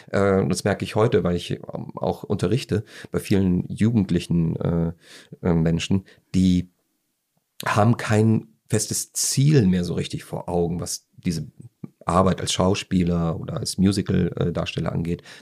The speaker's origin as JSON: {"language": "German", "country": "Austria", "said": "Einfach ich als, als Österreicher kann nur eins sagen"}